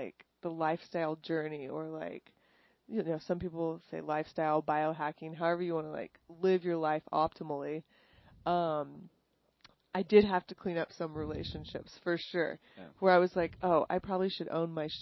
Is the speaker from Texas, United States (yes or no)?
yes; New Braunfels, Texas, United States; moved away as an adult; also born or lived in Los Angeles; I grew up in Texas. I grew up in New Braunfels.